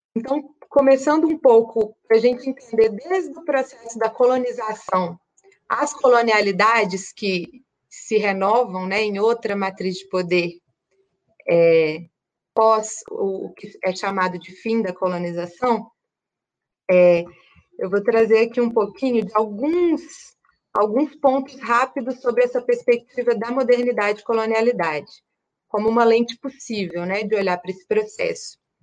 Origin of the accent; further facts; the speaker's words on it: Minas Gerais, Brazil; moved away; also born or lived in Espírito Santo; sou mineira, nasci no interior de Minas, é, morei 10 anos no Espírito Santo